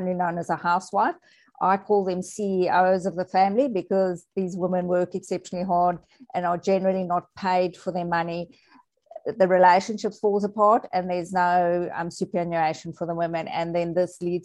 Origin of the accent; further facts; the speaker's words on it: South Africa; I'm South African